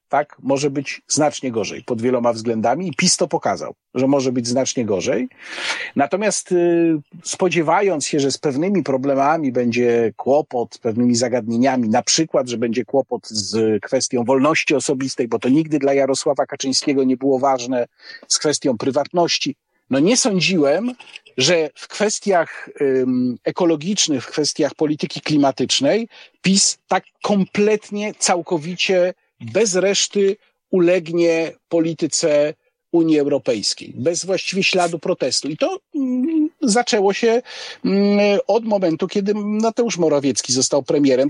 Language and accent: Polish; Łódź, Łódź Voivodeship, Poland; moved away as an adult; also born or lived in Warsaw; z pochodzenia jestem łodzianinem